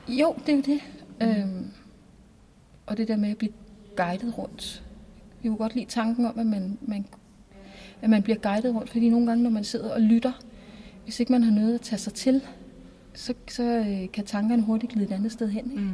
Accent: Næstved, Zealand, Denmark; både Morten og jeg er jo Næstved Genser, mm. og er født og opvokset i Næstved

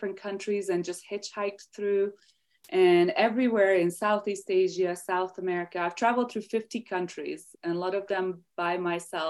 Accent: Hungary; English is a second language; moved away as an adult; now in United States; I am from Hungary, Eastern Europe. So I grew up there. I spent the first 20 years of my life there.

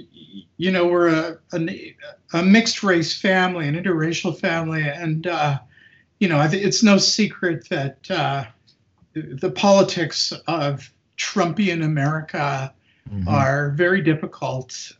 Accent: Winnipeg, Manitoba, Canada; also born or lived in New York City, United States; now in Hamilton, Canada; I was born in Winnipeg, Canada

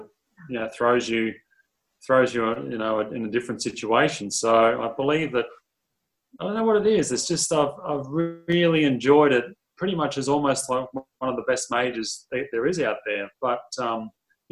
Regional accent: Queensland, Australia; moved away as an adult; now in Dallas, United States; as we grew up in Queensland, the weather's absolutely so perfect

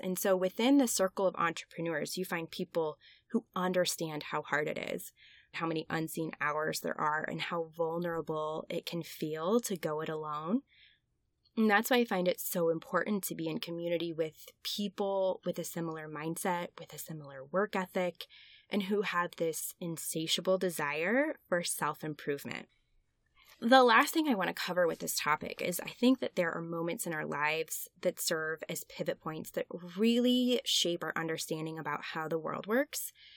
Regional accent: Westfield, Indiana, United States; the Westfield Public Library in my hometown back in Indiana

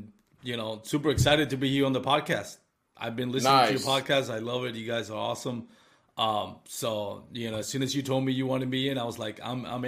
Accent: Puerto Rico; first language Spanish; English is a second language; moved away as an adult; also born or lived in Texas; now in Dallas, United States; I moved from Puerto Rico 10 years ago. I worked for American Airlines there in Puerto Rico.

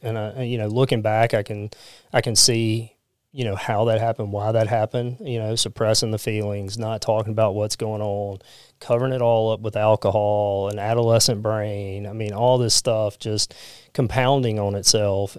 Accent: Pascagoula, Mississippi, United States; I grew up in Pascagoula

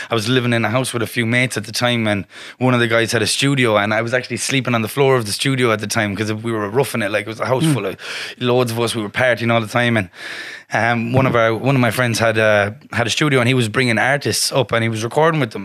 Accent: Galway, Connacht, Ireland; also born or lived in Westport, County Mayo; I'm from Ballinfoyle in in um Galway City, which is kind of a council estate. That's where I grew up, and I lived there for the first couple of years of my life till I was about um, seven, um, and then I was I actually moved down to the West uh, Westport in County Mayo

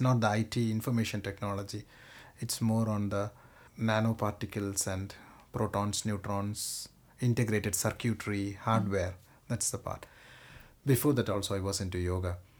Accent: Kerala, India; moved away; I come from Kerala.

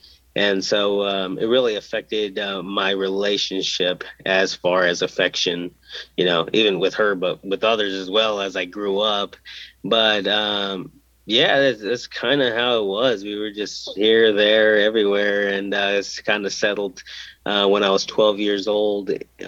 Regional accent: Indio, California, United States; born there; I was born in California. I was actually born in Indio, California, on the side of the freeway after the ambulance overheated.

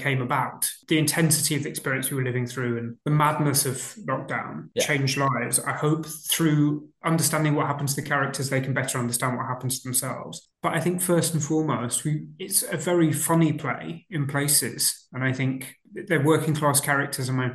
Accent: Boston, East Midlands, United Kingdom; I grew up in Lincolnshire in a place called Boston

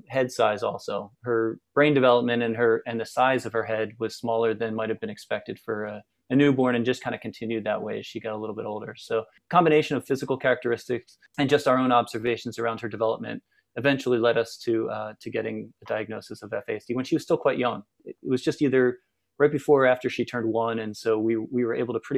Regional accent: outside Philadelphia, Pennsylvania, United States; moved away as an adult; now in Portland, United States; I grew up in just outside Philadelphia, a small town outside Philadelphia.

